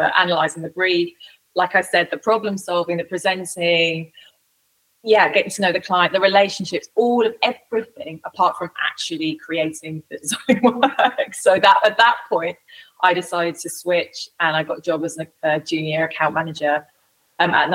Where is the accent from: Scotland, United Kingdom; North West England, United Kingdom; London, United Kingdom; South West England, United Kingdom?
London, United Kingdom; I grew up in London